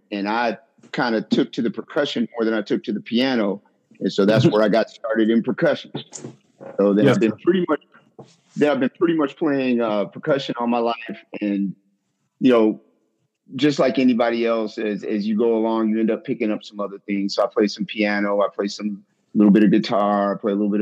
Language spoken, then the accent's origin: English; Washington, District of Columbia, United States; moved away; also born or lived in Florida / Houston, Texas; I am originally from Washington, D.C.